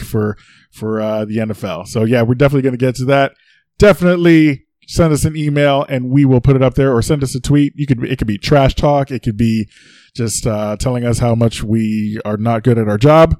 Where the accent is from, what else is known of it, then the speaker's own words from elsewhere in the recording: New York City, New York, United States; I was born in the Bronx